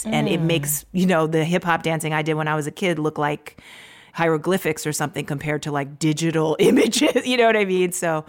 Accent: Maryland, United States; born there; I didn't grow up there, but my family, I was born in Maryland

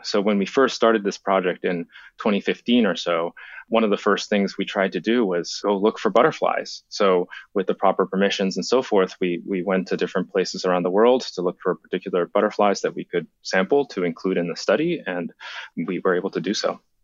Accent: Japan; moved away; When I was a, a kid, I grew up in Japan

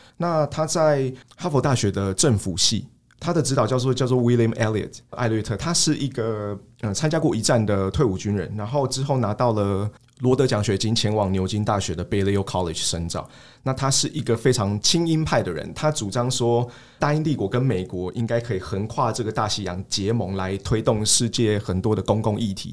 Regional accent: Taiwan; 我们身为台湾人

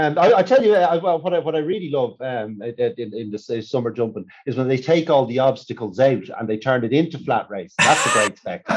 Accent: Ireland; But then I'm Irish flat racing fanboy, and there aren't many of us.

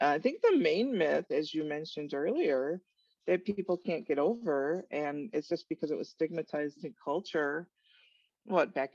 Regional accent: Chicago, Illinois, United States; moved away as an adult; I grew up in Chicago, Illinois

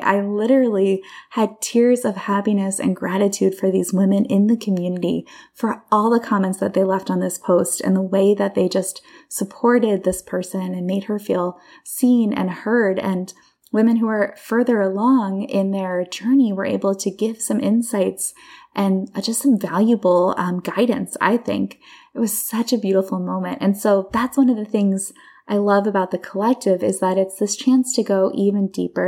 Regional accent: Bucks County, Pennsylvania, United States; I grew up in Bucks County, Pennsylvania

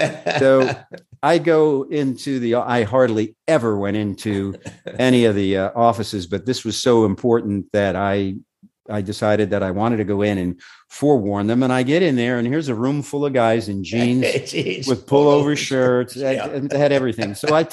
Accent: New York, United States; We're from New York. We know how to work here.

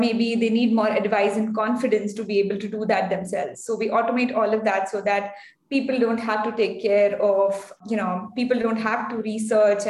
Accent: India; also born or lived in Bangalore; I come from India. I'm based in Bangalore

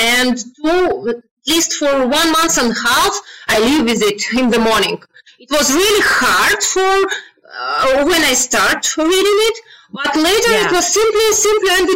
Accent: Russia; English is a second language; now in Belgrade, Serbia; I'm from Russia. I'm a Russian girl

